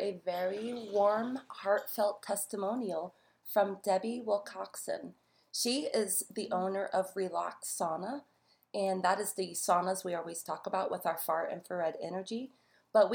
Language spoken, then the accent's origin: English; New York, United States; I'm actually from New York